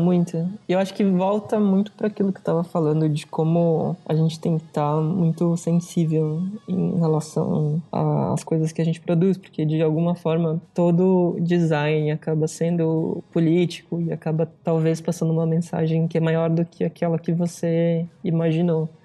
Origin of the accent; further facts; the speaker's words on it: São Paulo, Brazil; moved away as an adult; also born or lived in Italy; muito perto da onde eu sou, de São Paulo